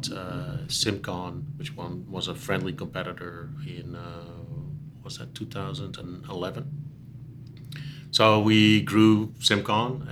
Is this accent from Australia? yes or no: no; Netherlands; moved away as an adult; also born or lived in Charlotte, North Carolina / California; now in United States; we grew up in the Netherlands maybe 30 minutes from each other.